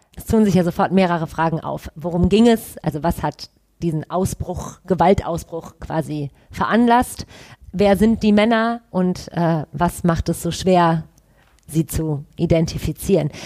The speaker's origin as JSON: {"language": "German", "town": "Düsseldorf", "region": "North Rhine-Westphalia", "country": "Germany", "said": "ich komme aus Düsseldorf"}